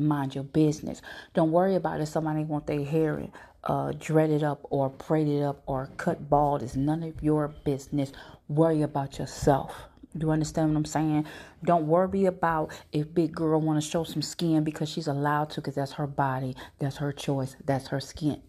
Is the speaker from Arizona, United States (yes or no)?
yes; Phoenix, Arizona, United States; also born or lived in Houston, Texas; now in St. Louis, United States; I was born here, but I was raised in Phoenix, okay? I also lived in Houston